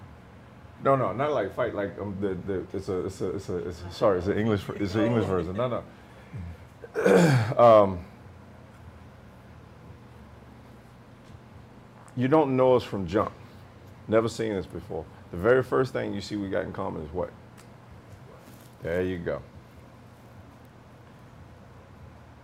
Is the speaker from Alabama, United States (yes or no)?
yes; Camp Hill, Alabama, United States; moved away as an adult; also born or lived in Oceanside; I'm from Camp Hill, Alabama